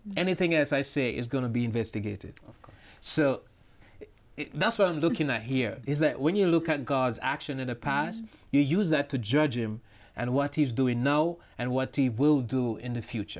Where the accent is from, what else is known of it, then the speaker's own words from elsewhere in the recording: Jamaica; now in New York, United States; I'm original from Jamaica, but I live now in New York